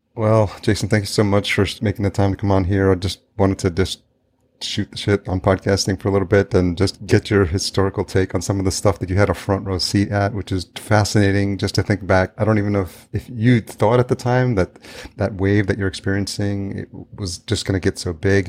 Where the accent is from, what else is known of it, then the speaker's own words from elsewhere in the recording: New York, United States; also born or lived in El Salvador; now in Minneapolis, United States; I grew up in New York, so I have somewhat of thick skin, but to the point where I, like, don't say hi to people on the street here in Minneapolis